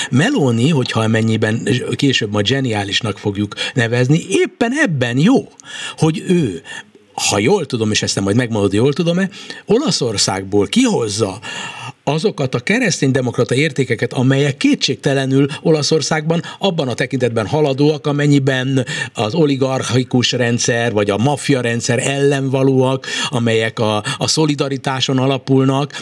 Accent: Hungary; magyarként, magyar hazafiként, magyar állampolgárként

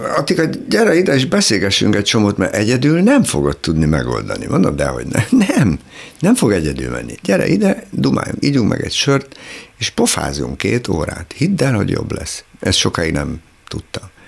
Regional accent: Lake Balaton area, Hungary; moved away as an adult; now in Budapest, Hungary; Én csodálatos helyen nőttem fel, paradicsomi helyen a Balaton partján

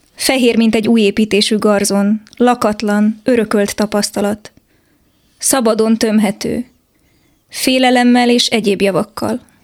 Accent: Transylvania, Romania; Erdélyben nőttem fel

